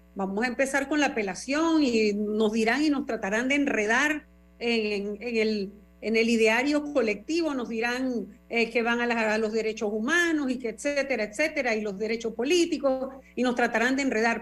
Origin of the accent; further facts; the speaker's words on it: Panama; como panameña